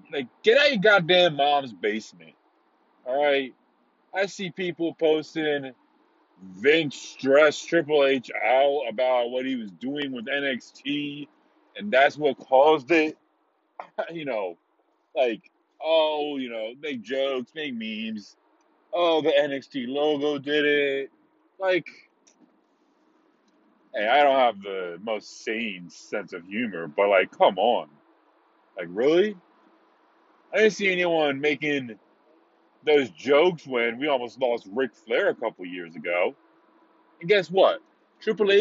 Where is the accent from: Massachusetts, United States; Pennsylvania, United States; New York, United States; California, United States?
Pennsylvania, United States; Philadelphia; I'm from Philadelphia